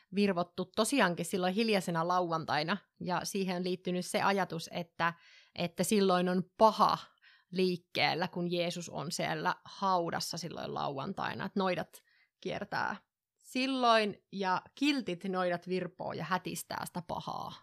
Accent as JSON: {"language": "Finnish", "region": "northern Finland", "country": "Finland", "said": "mä oon pohjoisesta kotoisin"}